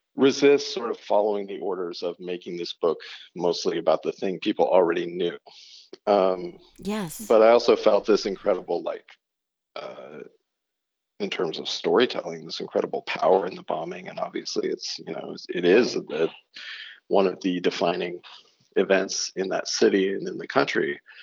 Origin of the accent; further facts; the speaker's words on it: Oregon, United States; also born or lived in California / New York / Baton Rouge, Louisiana; now in north of New York City, United States; the town I grew up in in Oregon